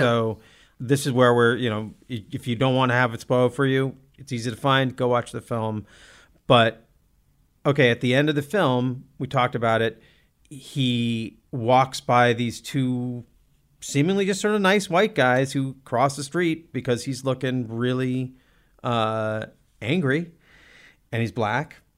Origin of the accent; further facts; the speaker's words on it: Olympia, Washington, United States; moved away; I grew up in Olympia.